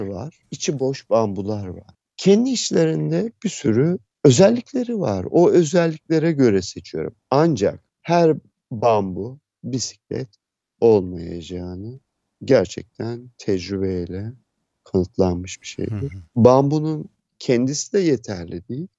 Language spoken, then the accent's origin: Turkish; Istanbul, Turkey; moved away as an adult; now in Aegean Region, Turkey; İstanbul'da doğdum.